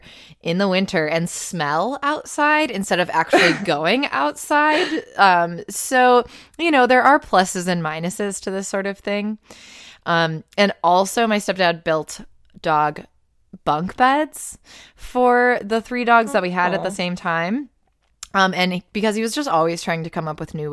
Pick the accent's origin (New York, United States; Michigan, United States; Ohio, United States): New York, United States; Buffalo; I grew up around Buffalo, it's always been cold as fuck.